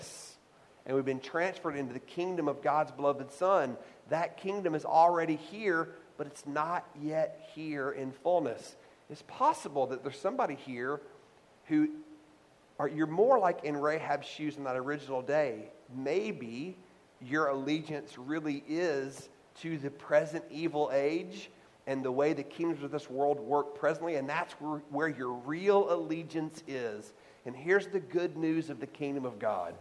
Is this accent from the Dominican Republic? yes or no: no; the South, United States; I grew up in the South